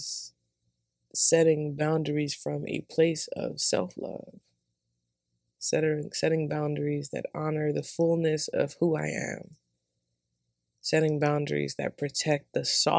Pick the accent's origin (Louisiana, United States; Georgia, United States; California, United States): Georgia, United States; accent: southern; moved away as an adult; also born or lived in Seattle; now in Atlanta, United States